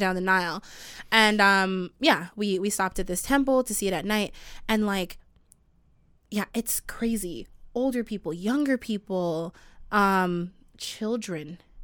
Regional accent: Canada; I was the only Canadian.

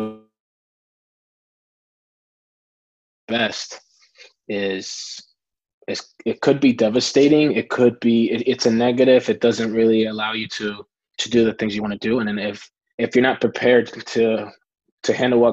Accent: Costa Rica; growing up in Costa Rica

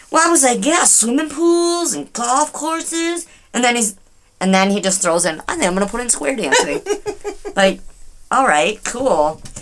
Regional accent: Michigan, United States; we're from Dearborn, but we're from Michigan

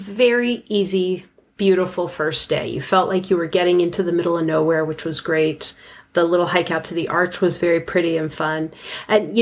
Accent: Southwest, United States; we're from the Southwest

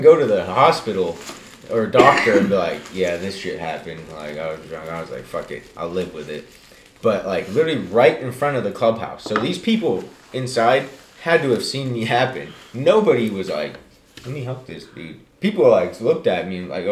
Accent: Bosnia & Herzegovina; moved away; I come from Bosnia

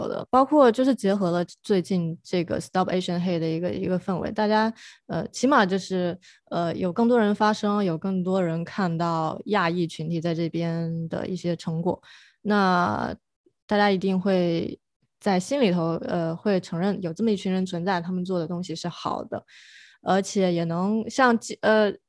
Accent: China; now in United States; 因为我是从国内过来留学读电影，然后留下来的人

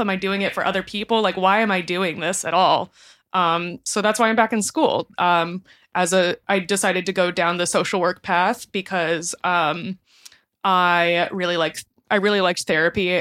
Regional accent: Kingwood, Texas, United States; moved away as an adult; also born or lived in New York City; I grew up in the outskirts of Houston, Texas, in a town called Kingwood

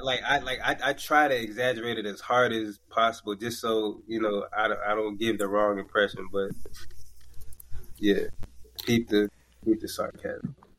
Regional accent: Florida, United States; now in New York, United States; I'm from Florida

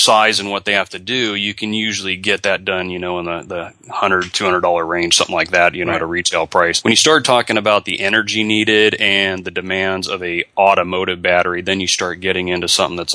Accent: Southern California, United States; moved away as an adult; also born or lived in Oregon; now in Florida, United States; growing up in Southern California, that is part of the culture

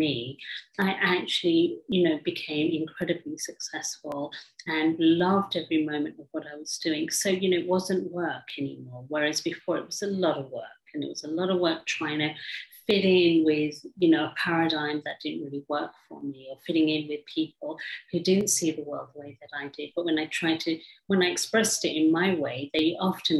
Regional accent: England, United Kingdom; growing up in England

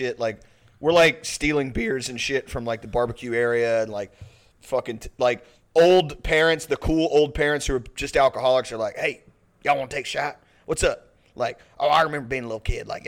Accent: Pasadena, Texas, United States; There's the Pasadena Rodeo in my hometown, and also the Strawberry Festival

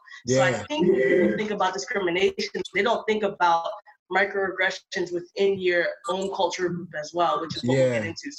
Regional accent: Limerick, Pennsylvania, United States; I grew up in the Montgomery County area, specifically Limerick, Pennsylvania, very suburban, very not cultural in a way, just very, very white.

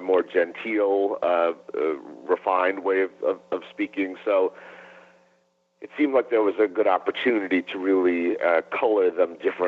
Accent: Cleveland, Ohio, United States; growing up in Cleveland, Ohio

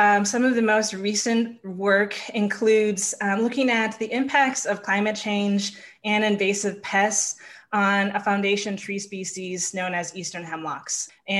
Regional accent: Milwaukee, Wisconsin, United States; I grew up in Milwaukee, Wisconsin, and my mother is from the Menominee tribe, and my father is from the Coeur d'Alene tribe. So I am an enrolled member of the Coeur d'Alene tribe, which is in northern Idaho.

